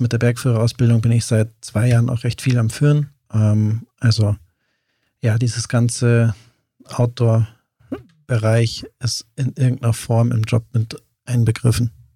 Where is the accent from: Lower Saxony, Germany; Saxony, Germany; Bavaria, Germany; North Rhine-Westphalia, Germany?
Bavaria, Germany; near Lake Starnberg, Bavarian Oberland, Germany; also born or lived in Benediktbeuern; bin im Oberland aufgewachsen